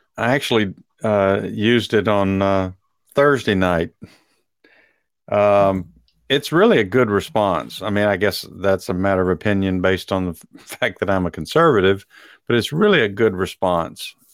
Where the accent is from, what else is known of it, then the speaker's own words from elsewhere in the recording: Dallas, Texas, United States; I am from South Oak Cliff